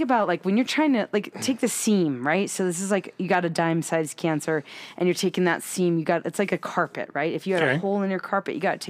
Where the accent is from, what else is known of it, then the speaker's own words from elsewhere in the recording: Framingham, Massachusetts, United States; also born or lived in Boston; now in Utah, United States; I grew up in Framingham.